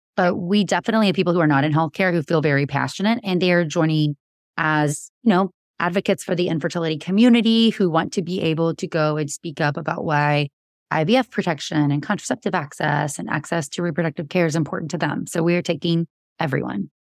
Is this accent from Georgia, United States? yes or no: yes; Georgia, United States; now in Texas, United States; I grew up in Georgia